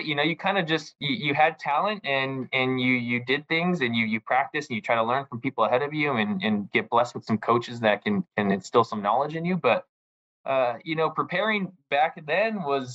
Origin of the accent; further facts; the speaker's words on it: Southern California, United States; moved away as an adult; also born or lived in Hawaii; I'm 33 years old, born in 1988, but I grew up in Southern California.